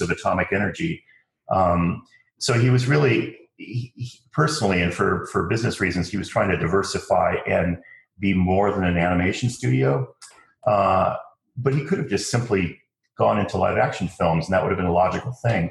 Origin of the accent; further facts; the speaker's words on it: Southern California, United States; I grew up in Southern California